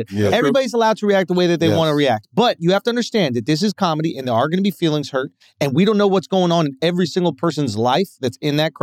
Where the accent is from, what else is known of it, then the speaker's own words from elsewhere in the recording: New York, United States; it's in New York, so I grew up in New York